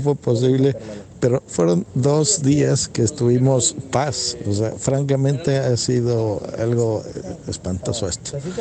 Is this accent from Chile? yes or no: no; Mexico; mi país